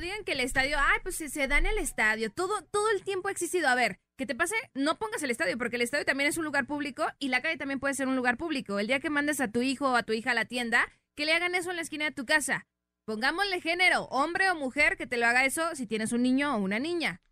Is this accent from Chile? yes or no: no; Mexico; somos mexicanos